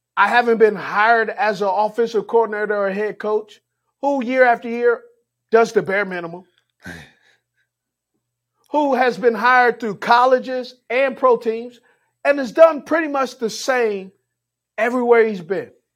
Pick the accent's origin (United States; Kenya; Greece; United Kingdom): United States; Los Angeles, California; I grew up in Los Angeles, California. I grew up in the hood